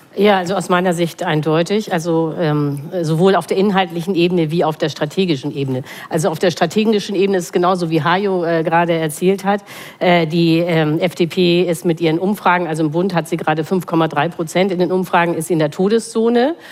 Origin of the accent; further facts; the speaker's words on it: Hamburg, Germany; ich bin aus Hamburg